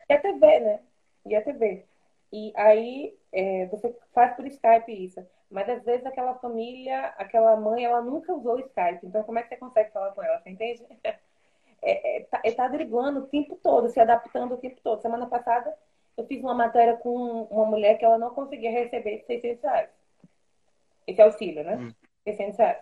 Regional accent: Salvador, Bahia, Brazil; moved away; Eu sou de Salvador, por exemplo. Eu não sou daqui.

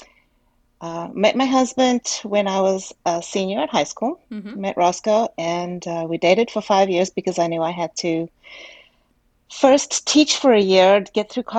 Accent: South Africa; moved away as an adult; I was born in South Africa. I went to a parochial school.

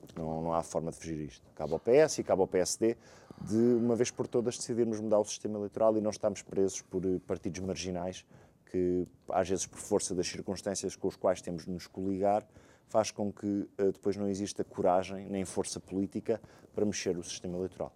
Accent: Portugal; enquanto português, procuro sempre ser otimista, acreditar no meu país

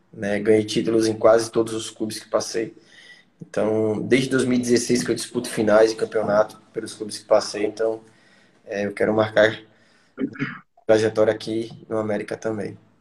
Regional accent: Alagoas, Brazil; moved away as an adult; also born or lived in Joinville, Santa Catarina; eu sou nordestino

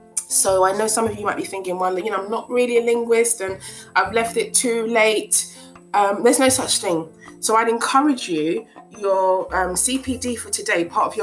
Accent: Ghana; first language Twi; English is a second language; I do understand my mother tongue, which is Chui, and my husband's mother tongue, which is Ga. Those are the two of the biggest languages in Ghana.

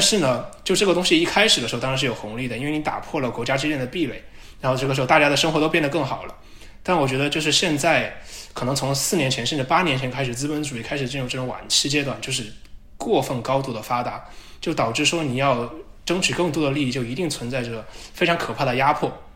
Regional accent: China; now in United States; 我们中国人

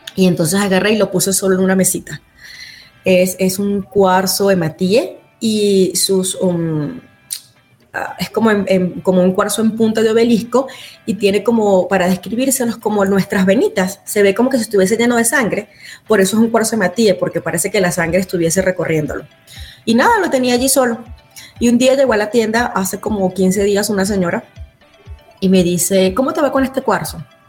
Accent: Venezuela; moved away as an adult; now in Utah, United States; Soy venezolana y tengo cinco años viviendo en la ciudad de Utah, en los Estados Unidos.

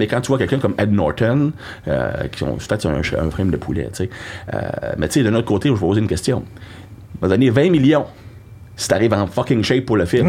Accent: Trois-Rivières, Quebec, Canada; now in Lévis, Canada; je viens de Trois-Rivières.

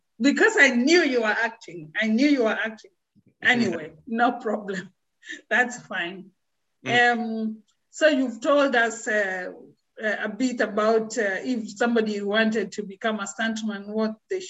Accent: Kenya; moved away; I come from Kenya originally.

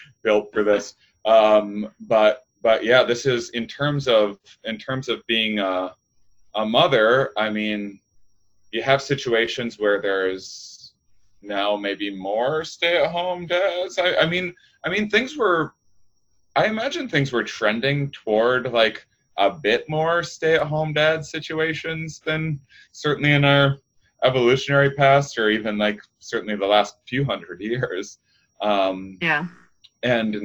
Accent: outside of La Crosse, rural Wisconsin, United States; moved away; I'm from rural Wisconsin

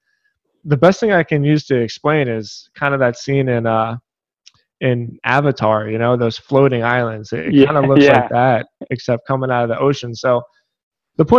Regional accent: Philadelphia, Pennsylvania, United States; I grew up in Philadelphia

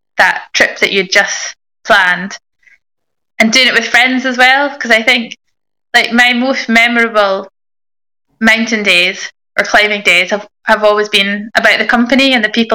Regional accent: Inverness, Scotland, United Kingdom; I grew up in Inverness

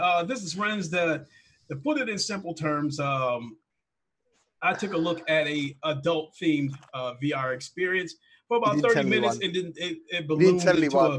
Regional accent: United States; as an American

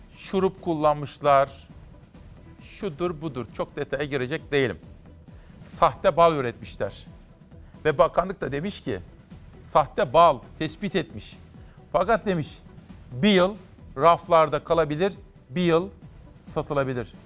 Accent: Kütahya, Turkey; moved away; Akdeniz'den Kütahya'ya geliyorum, memleketime.

